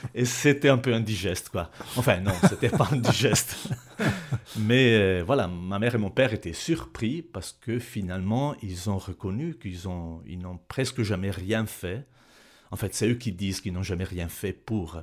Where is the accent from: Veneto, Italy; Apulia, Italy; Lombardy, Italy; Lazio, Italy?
Lombardy, Italy; Bergamo; French is a second language; moved away as an adult; also born or lived in Neuchâtel, Switzerland; now in Switzerland; en Italie, je viens de Bergame